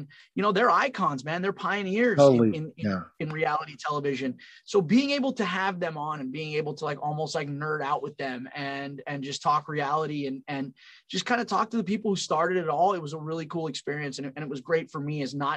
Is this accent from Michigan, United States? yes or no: no; California, United States; moved away as an adult; also born or lived in Long Island, New York / Pennsylvania; I'm from California, moved to Long Island after high school, and then I transferred to Penn State